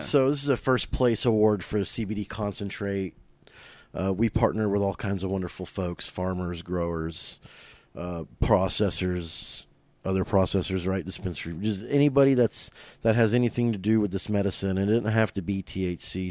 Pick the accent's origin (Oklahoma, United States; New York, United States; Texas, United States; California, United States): Oklahoma, United States; Oklahoma City; born and raised in Oklahoma City